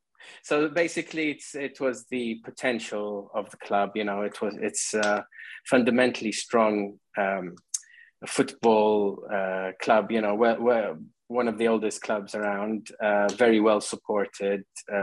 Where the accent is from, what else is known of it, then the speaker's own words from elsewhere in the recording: Qatar; moved away; growing up in Qatar, where my father worked, you know, Qatar is a football crazy country